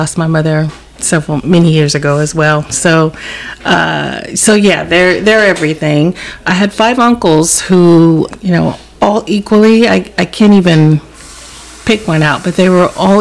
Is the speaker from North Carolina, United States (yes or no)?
yes; Charlotte, North Carolina, United States; also born or lived in New Jersey; Growing up on the East Coast, primarily in North Carolina, but I spent 4 years of grade school in New Jersey as well.